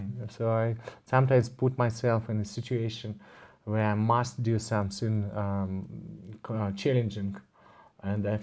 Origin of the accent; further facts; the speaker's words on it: Moscow, Russia; I'm from Moscow, Russia. I live most of the time there